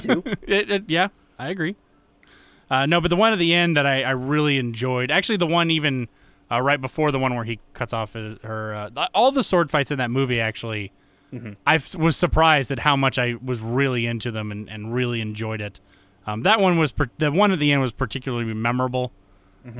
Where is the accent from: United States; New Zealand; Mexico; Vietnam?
United States; being an American